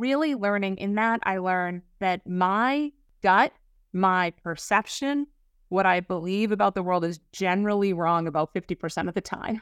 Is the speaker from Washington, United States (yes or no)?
no; Lake Winnipesaukee, New Hampshire, United States; moved away; also born or lived in Boston; I grew up in New Hampshire, up on, you know, Lake Onipasaki